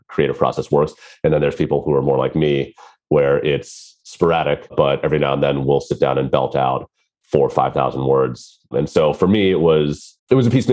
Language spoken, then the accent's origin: English; Maryland, United States; I grew up in the States on the East Coast in Maryland, which is near Washington, D.C.